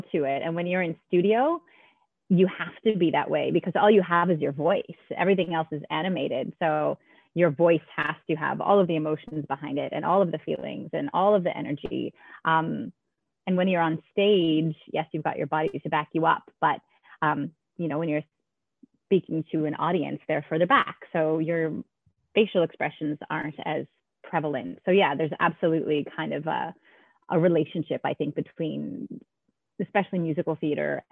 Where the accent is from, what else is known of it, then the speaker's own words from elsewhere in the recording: Canada; moved away as an adult; also born or lived in New York, United States; now in Melbourne, Australia; I love Canada and all of my family is there and dear friends that I grew up